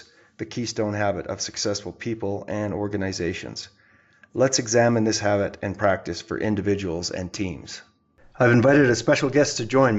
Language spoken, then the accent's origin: English; Edmonton, Alberta, Canada; we were both born in Edmonton, Alberta, Canada